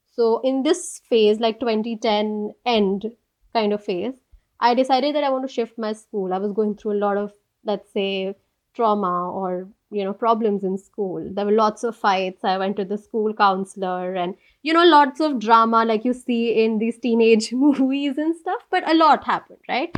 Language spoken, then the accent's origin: English; Delhi, India; moved away as an adult; also born or lived in Washington, D.C. / Geneva / The Hague; born and brought up in Delhi, lived all my life here till I was 22, 23, that I moved